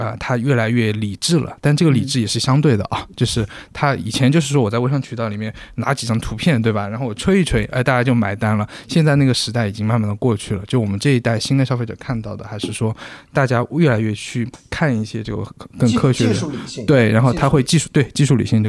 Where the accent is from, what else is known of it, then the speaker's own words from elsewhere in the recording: China; 就是以前是我们中国人饮食习惯是高碳水，它现在叫极低碳水